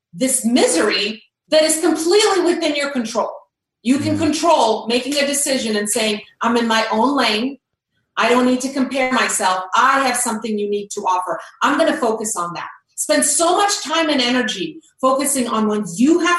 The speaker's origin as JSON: {"language": "English", "country": "Croatia", "tie": "born or raised there", "said": "I grew up in Croatia, and I was there when the war started in the early 90s."}